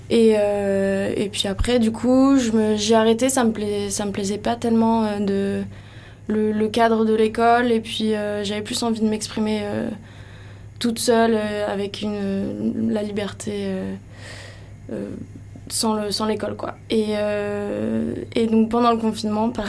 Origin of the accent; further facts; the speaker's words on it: Paris, Île-de-France, France; moved away as an adult; now in Landes, France; moi, je viens de Paris